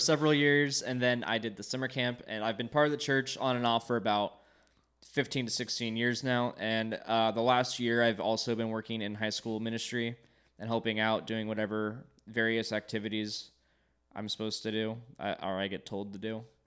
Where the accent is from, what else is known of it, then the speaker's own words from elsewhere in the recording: Long Beach, California, United States; I grew up here in Long Beach all of my life, born and raised, same house, all twenty-two years so far.